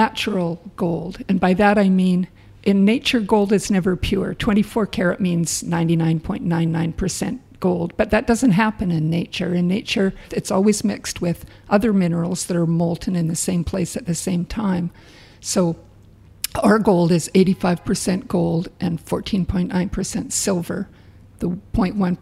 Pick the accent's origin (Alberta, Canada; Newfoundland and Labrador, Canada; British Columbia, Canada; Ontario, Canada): Alberta, Canada; Calgary; moved away as an adult; now in Dawson City, Canada; We're from Calgary, Alberta, and we moved there in the mid-70s